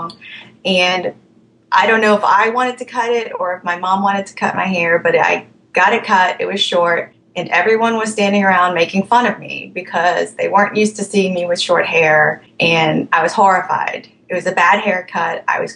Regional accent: Alexandria, Virginia, United States; also born or lived in Thailand; I am from Alexandria, Virginia

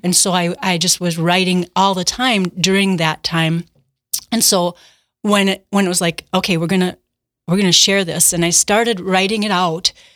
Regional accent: Milwaukee, Wisconsin, United States; I grew up in the Milwaukee area

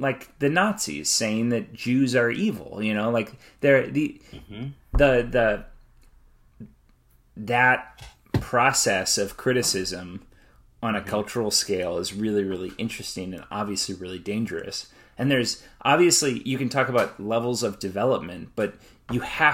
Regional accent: United States; I may be an American

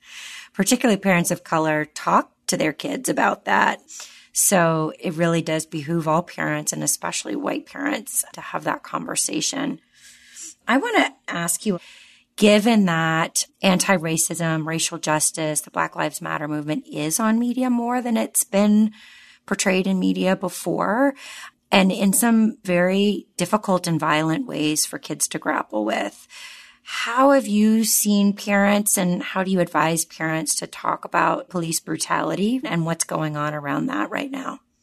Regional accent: the South, United States; I was raised in the South and went to public schools

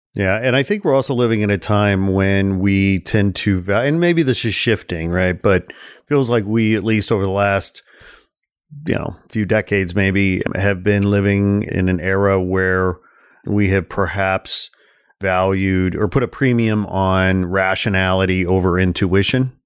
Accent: Midwest, United States; I'm from the Midwest. I was gr-, grow-, grew up in a, you know, kind of a w, environment and a culture

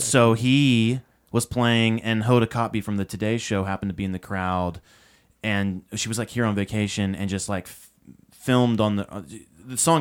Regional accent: Nashville, Tennessee, United States; I grew up in Nashville

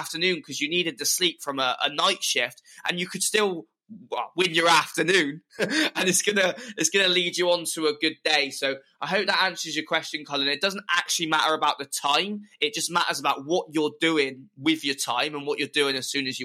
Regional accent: Clevedon, South West England, United Kingdom; my hometown Clevedon

